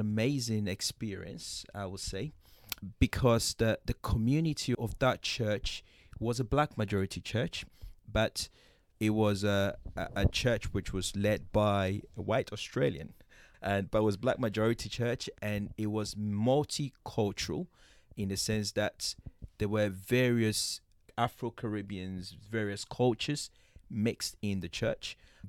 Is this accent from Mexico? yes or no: no; Ghana; That was in Ghana. I was brought up in Ghana. And in Ghana, I went to a Presbyterian school.